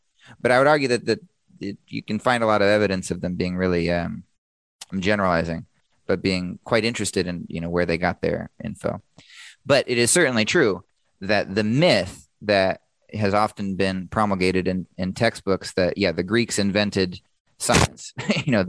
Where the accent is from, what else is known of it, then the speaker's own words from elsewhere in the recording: Washington, United States; I'm from Washington State, so like I went to Western Washington University